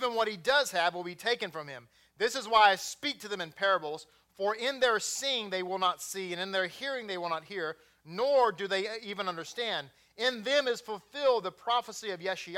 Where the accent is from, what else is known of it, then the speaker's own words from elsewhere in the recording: Texas, United States; accent: Texas; I am born and raised here